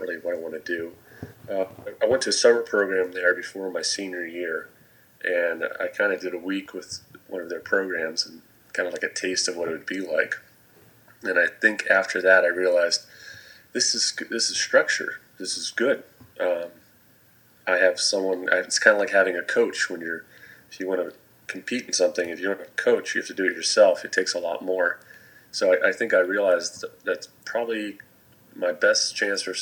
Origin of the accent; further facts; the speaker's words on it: New England, United States; also born or lived in California; I went to a pretty small high school in New England, and it was a public high school. I actually moved from California to New England when I was in elementary school